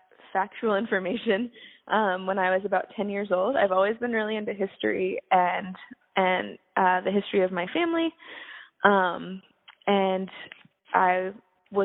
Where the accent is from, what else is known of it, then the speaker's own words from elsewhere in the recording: Fluvanna County, Central Virginia, United States; also born or lived in Williamsburg, Virginia / Braddock, Pennsylvania / North Carolina; I grew up in Central Virginia, about 15 miles southeast of Charlottesville in Fluviana County.